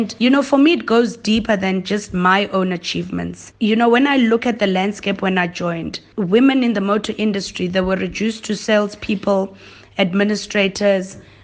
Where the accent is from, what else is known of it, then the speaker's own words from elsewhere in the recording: Soweto, Gauteng, South Africa; I have two younger siblings, Katie and KB, and I grew up in Soweto